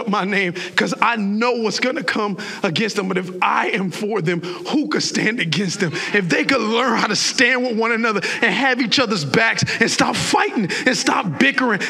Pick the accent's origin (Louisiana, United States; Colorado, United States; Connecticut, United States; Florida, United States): Florida, United States; South; moved away as an adult; also born or lived in Baltimore, Maryland; I was a Southern boy because I came from South Florida